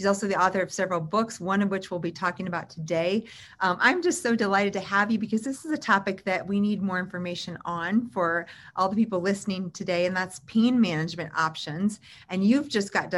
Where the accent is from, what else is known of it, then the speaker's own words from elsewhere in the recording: Illinois, United States; now in Boulder, United States; I grew up in Illinois